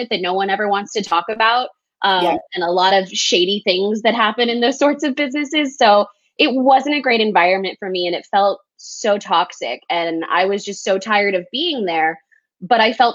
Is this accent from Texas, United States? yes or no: yes; El Paso, Texas, United States; moved away as an adult; also born or lived in Lubbock, Texas; now in Austin, United States; So I was born and raised in El Paso, Texas. I've lived in Texas all my life